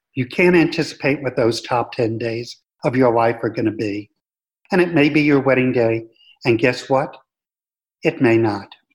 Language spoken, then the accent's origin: English; New York City, New York, United States; moved away as an adult; also born or lived in Florida; I grew up in the New York City metropolitan area